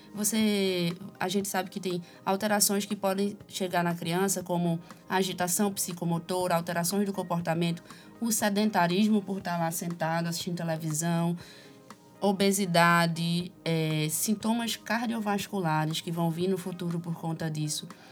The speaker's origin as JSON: {"language": "Portuguese", "town": "Recife", "region": "Pernambuco", "country": "Brazil", "said": "sou recifense"}